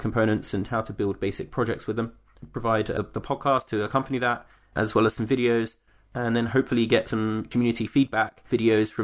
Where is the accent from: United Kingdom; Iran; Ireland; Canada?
United Kingdom; East Sussex, South East England; now in Aberdeen, United Kingdom; So, I'm originally from East Sussex, and I'm currently living in Aberdeen